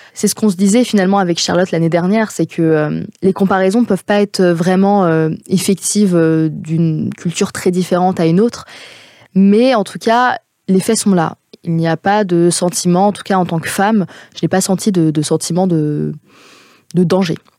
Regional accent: France; je suis née en France euh, de parents qui sont donc syriens, qui sont nés en Syrie à Homs

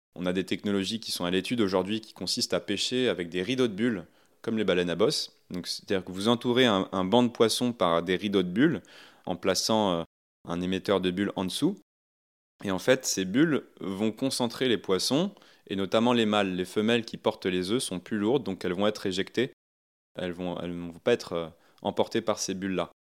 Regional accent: Ouistreham, Normandy, France; Moi, je viens de, de Wistreham, hein, sur la, côte normande

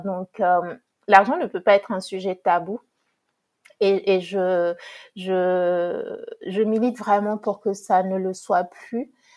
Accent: Togo; j'ai grandi au Togo, pardon. Euh, je suis d'origine togolaise

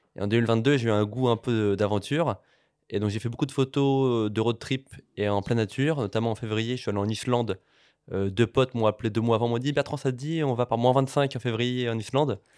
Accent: Paris, Île-de-France, France; je, suis né à Paris, j'ai grandi à Paris

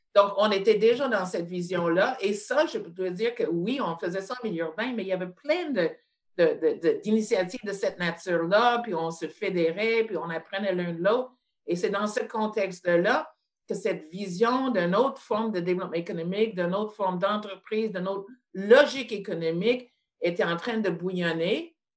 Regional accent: Montreal, Quebec, Canada; je suis née à Montréal en 1951

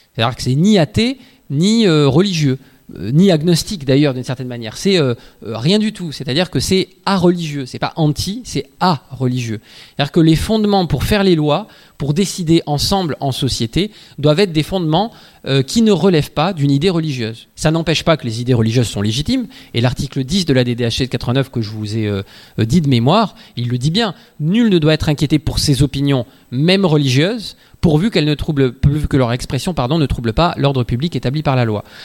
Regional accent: Ariège, Occitania, France; c'est vers chez moi, en Ariège

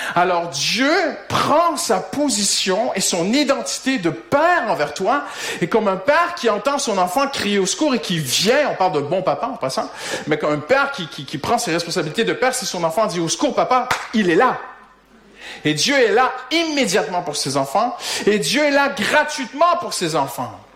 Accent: Quebec, Canada; accent: Québécois; moved away as an adult; now in France; mon accent québécois, c'est que ça, même si ça fait 17 ans maintenant, bientôt que nous sommes en France

